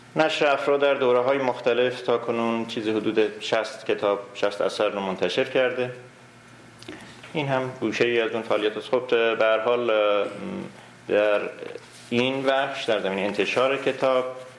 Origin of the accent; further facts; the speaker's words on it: Iran; moved away as an adult; also born or lived in Urmia; now in Canada; من حدود سی ساله در کانادا زندگی کنم 21 سالم بود از ایران اومدم